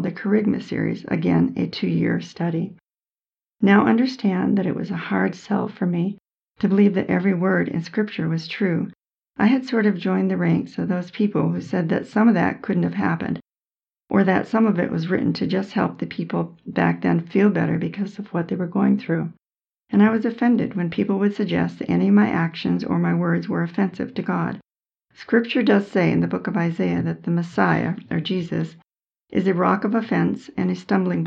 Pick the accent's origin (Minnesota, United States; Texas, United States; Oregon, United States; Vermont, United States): Vermont, United States; When I was growing up in Vermont